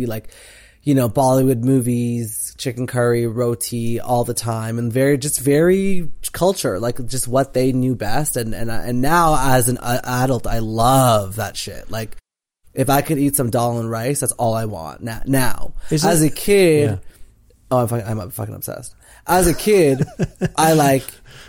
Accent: Whitby, Ontario, Canada; I grew up in Whitby

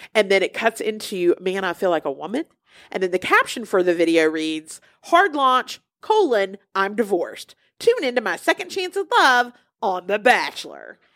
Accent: Alabama, United States; I'm from Alabama

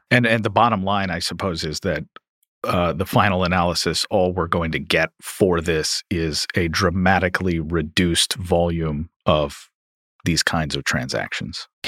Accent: Louisville, Kentucky, United States; my hometown of Louisville, Kentucky

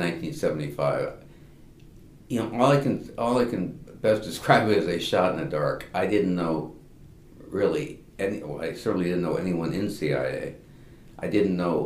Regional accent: Massachusetts, United States; moved away as an adult; now in Washington, D.C., United States; I was born and raised in Massachusetts. I've lived in Washington, D.C. since 1972

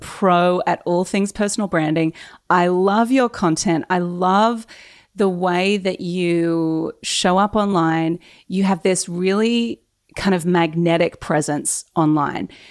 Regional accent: Newcastle, New South Wales, Australia; we are both from Newcastle. And yes. you also went to Warners Bay High, and I went to Warners Bay High.

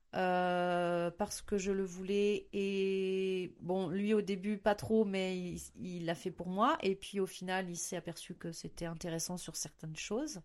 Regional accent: Beaujolais, north of Lyon, Auvergne-Rhône-Alpes, France; also born or lived in Pyrenees; now in Baudéan, France; je viens du Beaujolais, euh, au-dessus de Lyon

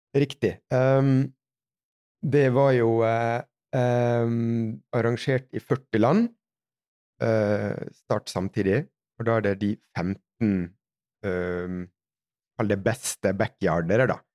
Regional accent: Sunnmøre, Møre og Romsdal, Norway; moved away; som sunnmøring så skal jeg ha mest mulig for pengene

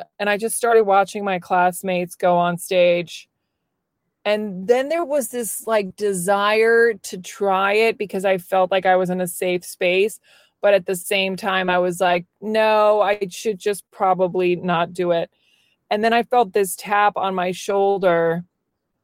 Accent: Virginia, United States; moved away as an adult; also born or lived in New York City; I grew up in Virginia

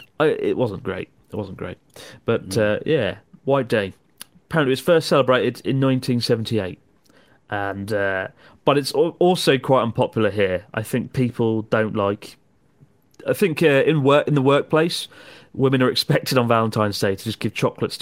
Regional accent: Maidstone, South East England, United Kingdom; We're from Maidstone, Kent, in the UK. I've been there because I was born there and I lived there for 20 years.

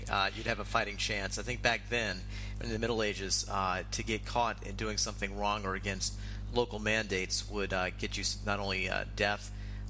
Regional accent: United States; moved away as an adult; now in Prague, Czech Republic; when you moved to Prague as an American, and a lot of us unfortunately don't have the knowledge of Central Europe taught to us at a young age in the States

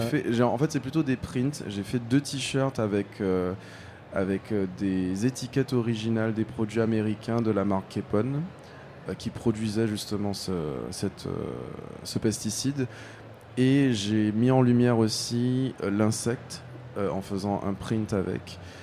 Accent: Guadeloupe; moved away as an adult; now in France; j'ai grandi aux Antilles, j'ai grandi en Guadeloupe

